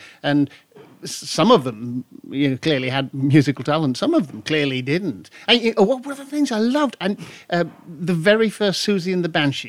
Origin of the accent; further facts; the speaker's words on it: Bradford, Yorkshire and the Humber, United Kingdom; I was born in Bradford.